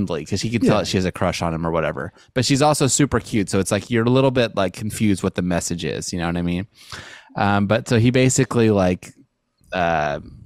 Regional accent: Montana, United States; moved away; I'm from Montana. It's like snowy.

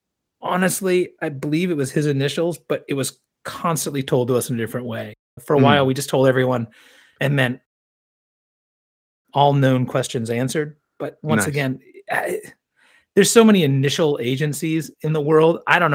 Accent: Champaign, Illinois, United States; moved away; I grew up in Champaign, Illinois, which is about 2 hours south of where you are.

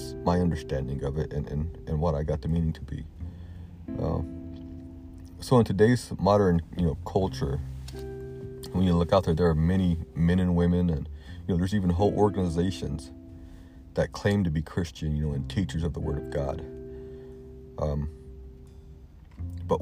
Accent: the South, United States; Growing up in the South, I've been to many of the old, fire and brimstone type sermons

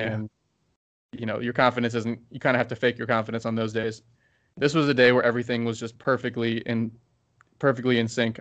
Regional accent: Baltimore, Maryland, United States; I'm from Baltimore

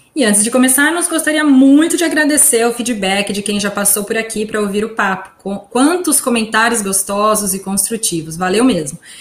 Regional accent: São Carlos, São Paulo, Brazil; moved away as an adult; now in United States; originalmente eu sou de São Carlos

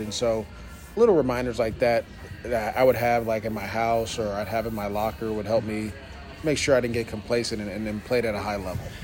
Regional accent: East Bay, Bay Area, California, United States; I grew up in the Bay Area, so I grew up in the East Bay

